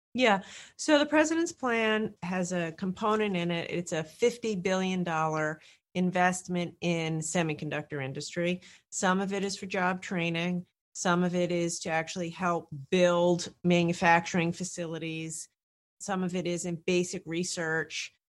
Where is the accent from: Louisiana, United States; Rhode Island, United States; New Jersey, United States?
Rhode Island, United States; I come from Rhode Island